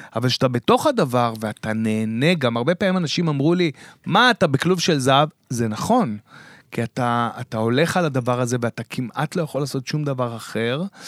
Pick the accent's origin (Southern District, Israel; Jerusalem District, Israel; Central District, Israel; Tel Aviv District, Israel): Southern District, Israel; Beersheba; אני מבאר שבע